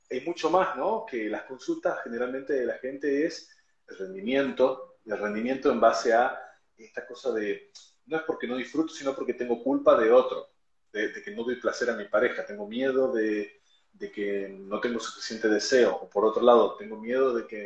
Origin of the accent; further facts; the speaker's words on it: Argentina; yo soy de Argentina